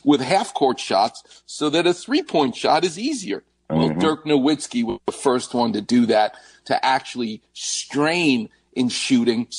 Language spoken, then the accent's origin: English; New York, United States; now in Los Angeles, United States; I'm from New York.